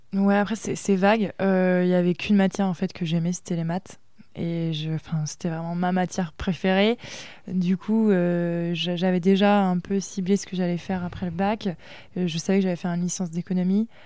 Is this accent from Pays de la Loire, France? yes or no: yes; Aubigny, Pays de la Loire, France; also born or lived in Bordeaux / Les Sables-d'Olonne; je viens d'Avrier. c'est pas hyper connu